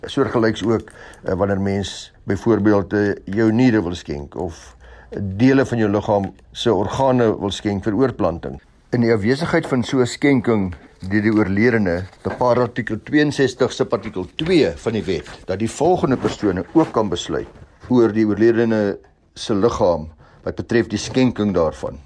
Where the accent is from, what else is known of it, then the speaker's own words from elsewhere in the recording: South Africa; ons as Suid-Afrikaners